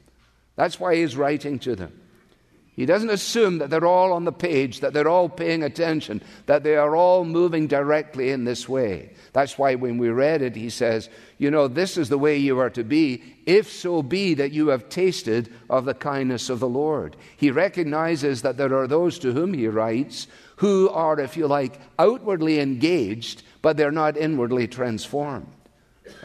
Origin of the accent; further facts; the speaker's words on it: Scotland, United Kingdom; now in United States; I am Scottish born, but I am also an American citizen